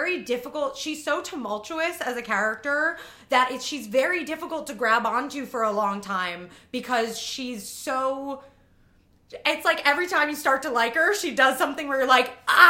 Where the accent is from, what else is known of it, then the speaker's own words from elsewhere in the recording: Long Island, New York, United States; Because I grew up on Long Island.